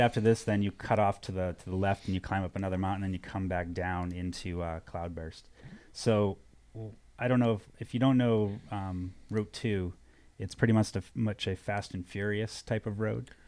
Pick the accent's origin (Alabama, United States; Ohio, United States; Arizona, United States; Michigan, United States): Arizona, United States; I was from Arizona